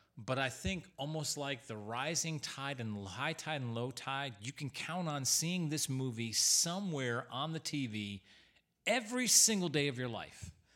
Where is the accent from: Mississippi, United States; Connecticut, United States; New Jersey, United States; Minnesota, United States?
Connecticut, United States; Newington; Growing up in Newington, Connecticut